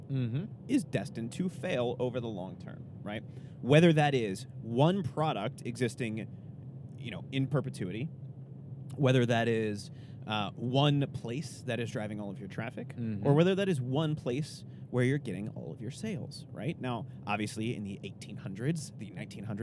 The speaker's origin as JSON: {"language": "English", "region": "Texas", "country": "United States", "said": "I'm from Texas"}